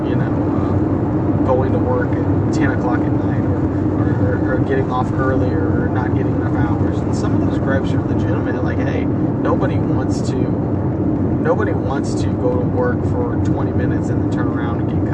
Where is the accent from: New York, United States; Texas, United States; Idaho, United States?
Texas, United States; El Campo; my hometown of El Campo